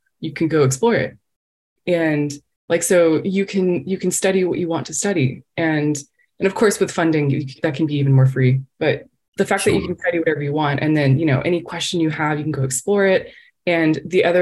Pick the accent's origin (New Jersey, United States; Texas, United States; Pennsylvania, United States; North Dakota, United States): Texas, United States; moved away as an adult; I come from Texas